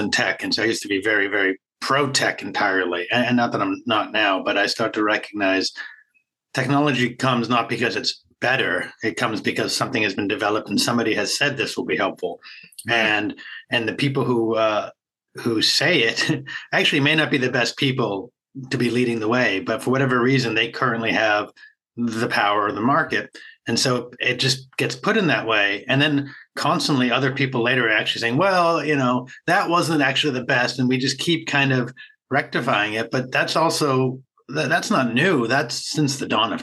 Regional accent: Boston, Massachusetts, United States; I'm from Boston area

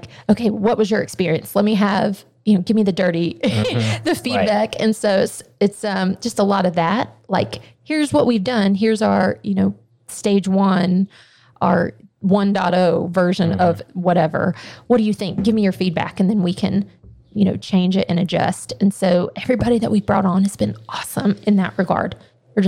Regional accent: Athens, Georgia, United States; moved away as an adult; now in Louisville, United States; We're from Athens

